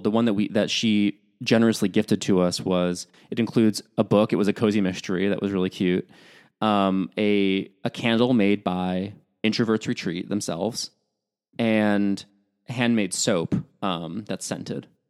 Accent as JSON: {"language": "English", "region": "Midwest", "country": "United States", "said": "I'm from the Midwest"}